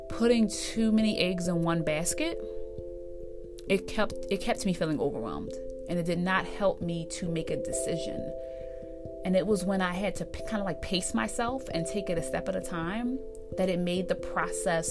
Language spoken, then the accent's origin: English; East Coast, United States; moved away as an adult; I'm from the East Coast originally